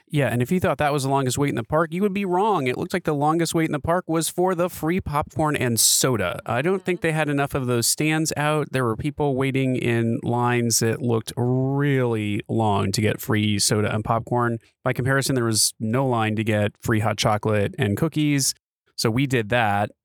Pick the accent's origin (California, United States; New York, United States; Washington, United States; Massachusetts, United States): Washington, United States; Seattle; we're from Seattle, so that says something. We're, we're used to being out in the rain